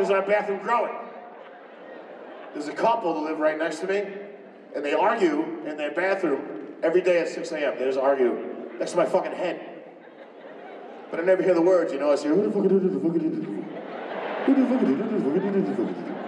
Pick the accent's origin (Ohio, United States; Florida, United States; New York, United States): New York, United States; now in California, United States; I'm from New York. I live in California, only 4 hours away